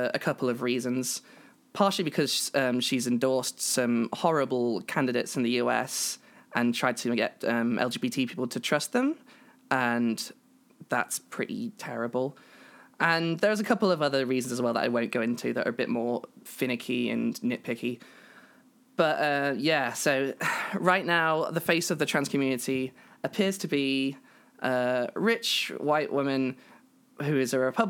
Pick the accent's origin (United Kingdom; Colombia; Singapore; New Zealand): United Kingdom; I am British.